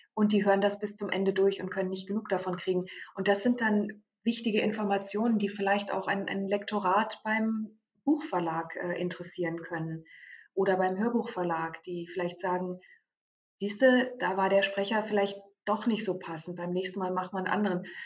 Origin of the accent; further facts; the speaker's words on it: Germany; bei uns in Deutschland